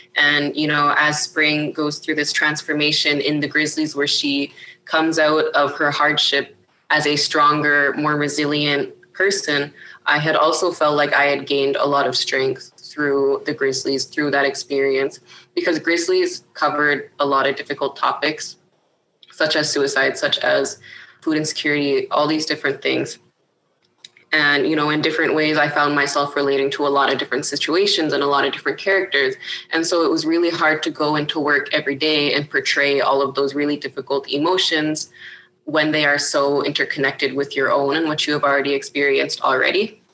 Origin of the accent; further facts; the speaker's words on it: Iqaluit, Nunavut, Canada; moved away as an adult; also born or lived in Grise Fiord, Nunavut / Pond Inlet, Nunavut / Ottawa, Ontario; now in Ontario, Canada; I grew up in Iqaluit, Nunavut